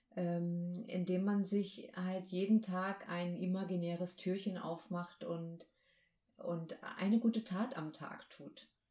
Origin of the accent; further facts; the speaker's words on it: Baltic coast, Germany; ich bin ja an der Ostsee aufgewachsen